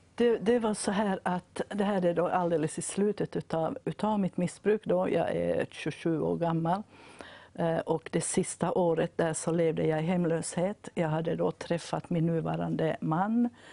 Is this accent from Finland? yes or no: yes; Vaasa, Ostrobothnia, Finland; jag kommer från Vasa då i Finland